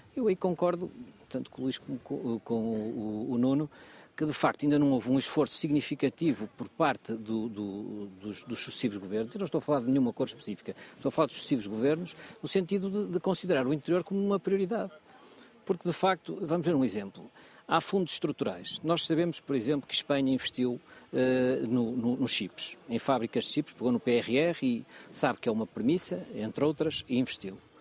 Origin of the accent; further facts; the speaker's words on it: Porto, Norte, Portugal; moved away as an adult; now in Vila Real, Portugal; sou do Porto, mas estou, estou cá a trabalhar há quase 10 anos